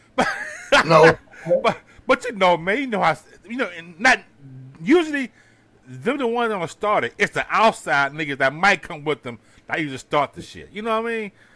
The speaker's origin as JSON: {"language": "English", "town": "Houston", "region": "Texas", "country": "United States", "said": "I'm from Houston"}